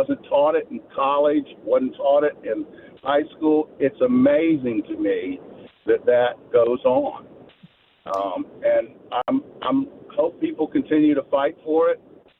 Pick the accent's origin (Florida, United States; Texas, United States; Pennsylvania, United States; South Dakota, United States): Florida, United States; Jacksonville; I grew up in Murray Hill. I went to Ruth and Upson with the councilman. And that was during, I was 8 years old when the incident in Lackawanna happened.